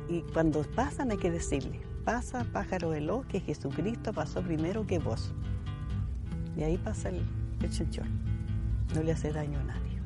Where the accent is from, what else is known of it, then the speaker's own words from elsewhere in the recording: Ñuble, Chile; nuestra idiosincrasia como chilenos y como, en este caso, habitantes de la, de la provincia de Ñuble